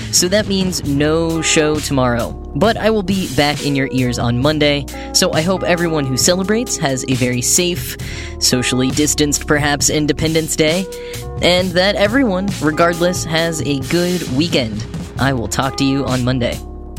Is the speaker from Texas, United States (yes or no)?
yes; Texas, United States; I'm also from Texas